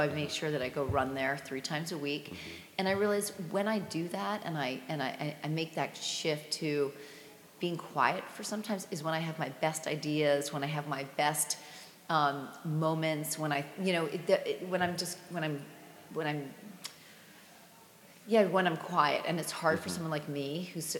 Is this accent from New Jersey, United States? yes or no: yes; Basking Ridge, New Jersey, United States; I grew up in Basking Ridge, New Jersey